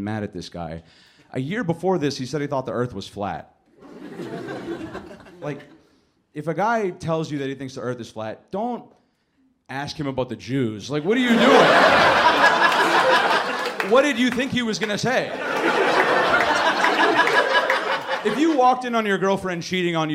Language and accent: English; Canada; My family's from Lebanon. You know, I'm from Canada. Like, I'm raised in Canada.